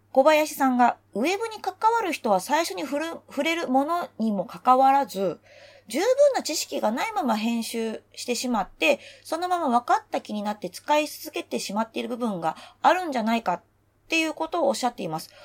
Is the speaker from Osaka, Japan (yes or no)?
yes; Osaka, Japan; moved away as an adult; now in Tokyo, Japan; 私が長年大阪で育ち育てられてきた私が東京都民